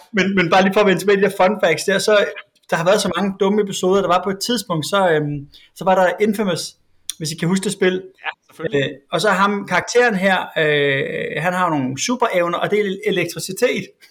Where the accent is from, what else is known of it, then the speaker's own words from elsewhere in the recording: Svendborg, Southern Denmark, Denmark; jeg var fra Svendborg